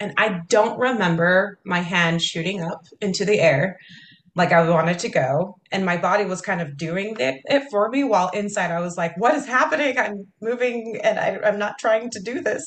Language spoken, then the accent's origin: English; Kaysville, Utah, United States; Kaysville, Utah.